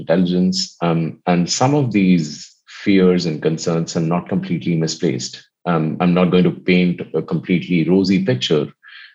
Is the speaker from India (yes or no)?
yes; India; I come from India